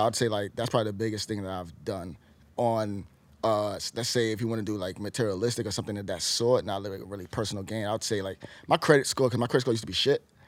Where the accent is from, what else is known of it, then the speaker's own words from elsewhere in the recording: New York City, New York, United States; I'm from New York